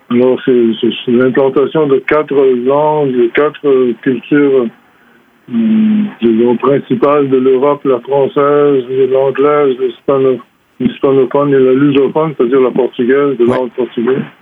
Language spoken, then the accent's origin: French; Quebec, Canada; Je viens de l'Amérique française